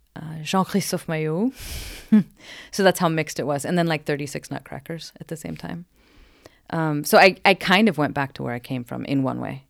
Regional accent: Portland, Oregon, United States; moved away as an adult; now in Sweden; I'm from Oregon, Portland, Oregon

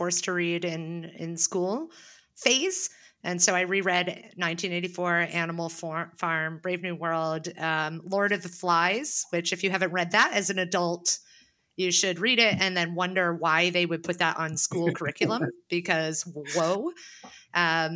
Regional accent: United States; as an American

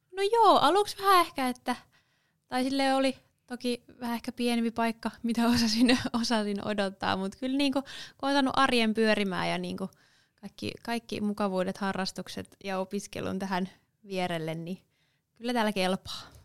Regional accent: Seinäjoki, South Ostrobothnia, Finland; moved away as an adult; also born or lived in Helsinki; now in Savonlinna, Finland; Mä oon syntynyt tuolla Helsingissä, mutta viettinyt oikeastaan koko nuoruuteni ja lapsuuteni Seinäjoella

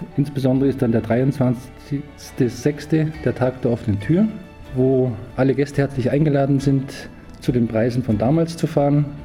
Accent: Oberstaufen, Bavaria, Germany; der 1949 die Inbergbahn Steibis gebaut hat. Die wurde dann später durch meinen Vater betrieben. Und ich bin an der Bahn aufgewachsen als mein Spielplatz

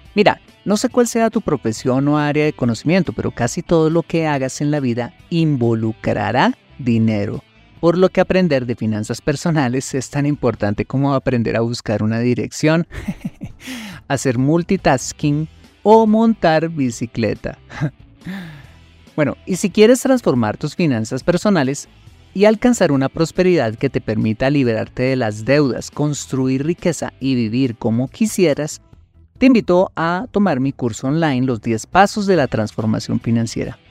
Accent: Colombia

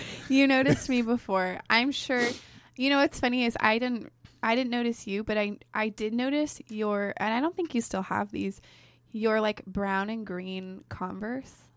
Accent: Damascus, Oregon, United States; also born or lived in Gresham, Oregon / Clackamas, Oregon / Portland, Oregon; now in Newberg, United States; I grew up in Damascus

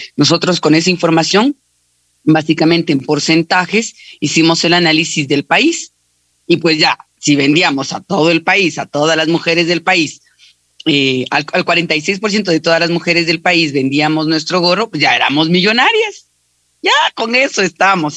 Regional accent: Ecuador; No somos muchos los ecuatorianos que estamos vendiendo en la empresa más grande del mundo

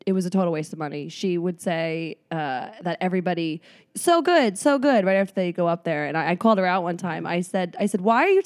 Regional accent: New York, United States; moved away as an adult; also born or lived in Southern California; I'm from New York

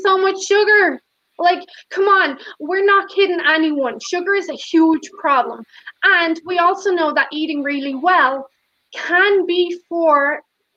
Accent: Ireland; moved away; My home country, Ireland

